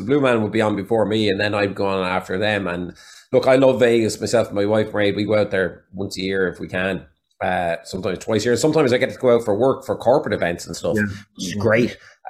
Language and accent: English; Waterford, Munster, Ireland; accent: Waterford; I made a conscious decision when I moved to Galway to lose my Waterford accent. That sounds terrible, but I figured out that over in America, the flatness of my Waterford accent, which is the best way I could put it, there was no depth to my voice.